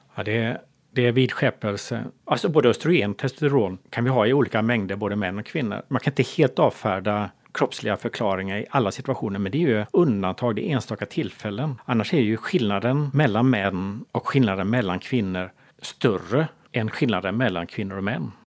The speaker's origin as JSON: {"language": "Swedish", "town": "Gothenburg", "region": "Västra Götaland", "country": "Sweden", "tie": "born or raised there", "said": "Jag är uppväxt här, en av byfånarna i Hammarkullen. Jag, jag flyttade hit när jag var barn, tioårsåldern, redan på 70-talet"}